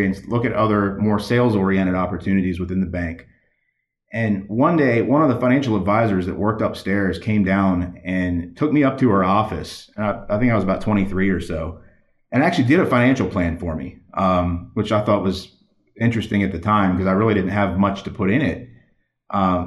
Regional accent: Baltimore, Maryland, United States; I'm from Baltimore, Maryland, originally in that area

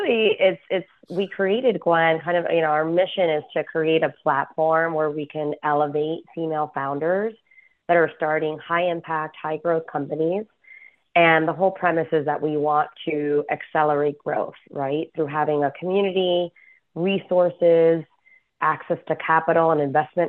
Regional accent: Miami, Florida, United States; moved away as an adult; also born or lived in New York City; I was 80s, 90s gal growing up in Miami. And so, yeah, a couple things. You know, I think, so I'm originally from Miami, and I was born to Cuban immigrant parents

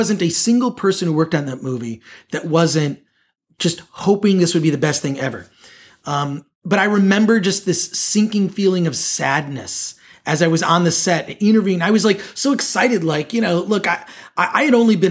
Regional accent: right outside of Detroit, Michigan, United States; my hometown, Michigan, you know, right outside of Detroit.

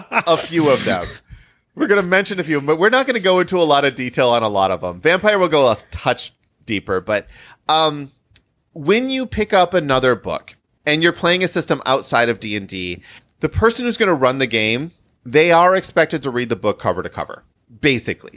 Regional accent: Midwest, United States; I'm a Midwesterner

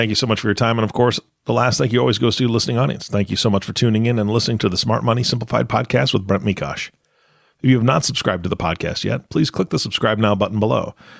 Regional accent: Taipei, Taiwan; born there; I was born in Taipei, Taiwan. And when I was a kid, you know, if a teacher, one of my teachers found out, the inevitable question would always be, oh, do you have Made in Taiwan on your foot?

